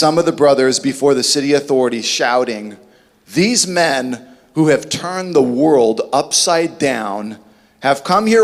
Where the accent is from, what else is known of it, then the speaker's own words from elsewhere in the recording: Southern California, United States; I grew up here in Southern California